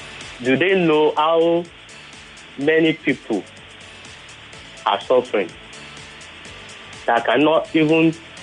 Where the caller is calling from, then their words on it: Ilasa, Nigeria; from Ilasa.